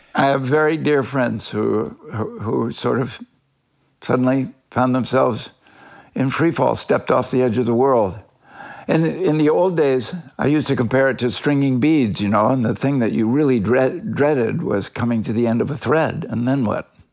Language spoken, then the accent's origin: English; Northeast, United States; I was from the Northeast